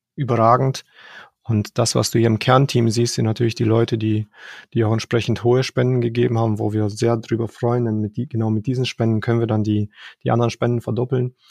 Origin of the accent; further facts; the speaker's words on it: Romania; now in Germany; ich bin in Rumänien geboren, bin dann 1989 nach Deutschland gekommen